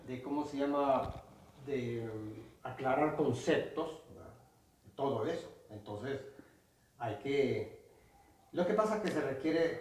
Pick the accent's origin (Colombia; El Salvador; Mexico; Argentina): El Salvador; somos salvadoreños ya hace años